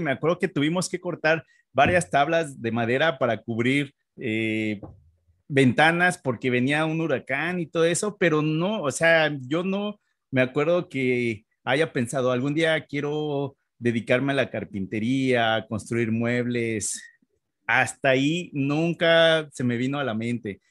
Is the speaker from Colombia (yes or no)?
no; Mexico City, Mexico; moved away as an adult; now in Canada; yo nací en la Ciudad de México